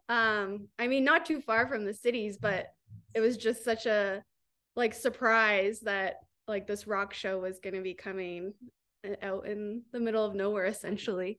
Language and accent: English; Grand Bend, Ontario, Canada; also born or lived in Toronto; I'm from Grand Bend